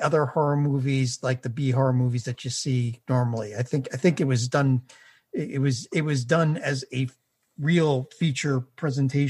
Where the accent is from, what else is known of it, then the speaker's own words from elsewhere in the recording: New York City, New York, United States; I partially grew up in Breezy Point, New York, okay. Which is a beachside community